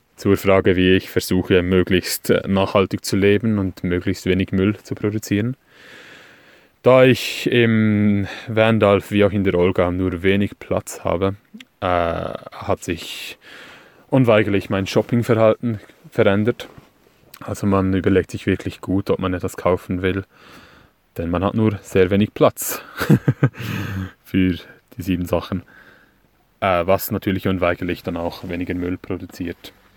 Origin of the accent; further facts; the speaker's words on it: Switzerland; accent: Swiss; Ich komme aus der Schweiz, wie ihr an meinem schlechten Hochdeutsch sicherlich hören werdet.